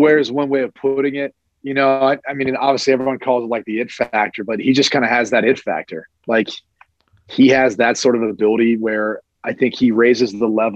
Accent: Columbus, Ohio, United States; I'm from Columbus

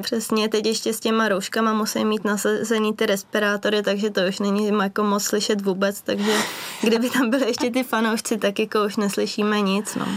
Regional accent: Benátky nad Jizerou, Central Bohemian Region, Czechia; my vlastně trénujeme v Benátkách nad Izerou, v mém rodném městě

